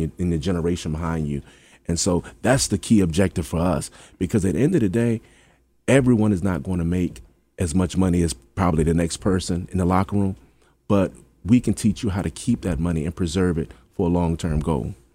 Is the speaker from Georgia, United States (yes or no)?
no; Hampton, Virginia, United States; I'm from Hampton